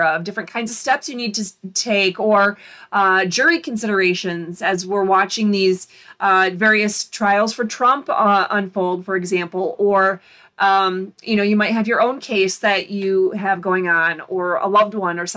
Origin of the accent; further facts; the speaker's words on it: Florida, United States; also born or lived in Michigan; I grew up in Florida, even though Michigan is always going to be my home as well